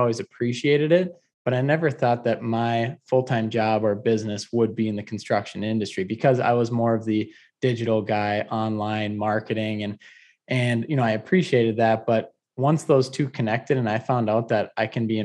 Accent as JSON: {"language": "English", "town": "Detroit Lakes", "region": "Minnesota", "country": "United States", "tie": "born or raised there", "also_born_or_lived": "Mankato, Minnesota / Omaha, Nebraska", "moved": "as an adult", "lives_now": "Scottsdale, United States", "said": "I was born and raised in Detroit Lakes, Minnesota"}